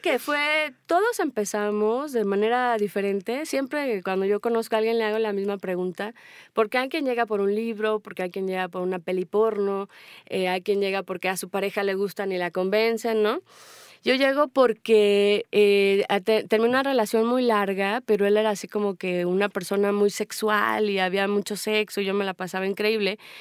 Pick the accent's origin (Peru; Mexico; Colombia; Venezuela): Mexico; also born or lived in Spain; soy mexicana